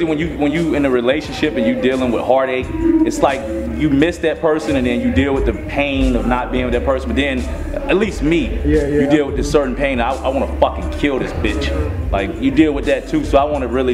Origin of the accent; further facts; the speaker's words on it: Atlanta, Georgia, United States; growing up in Atlanta, I grew up in Atlanta